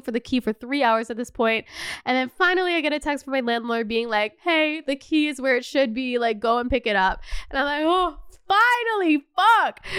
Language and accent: English; Canada; moved away as an adult; also born or lived in Los Angeles; now in Paris, France; As a Canadian